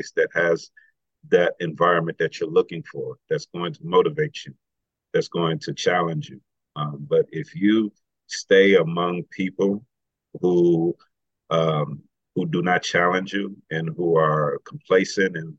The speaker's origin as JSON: {"language": "English", "town": "Washington", "region": "District of Columbia", "country": "United States", "tie": "born or raised there", "moved": "as an adult", "said": "I grew up in Washington, D.C."}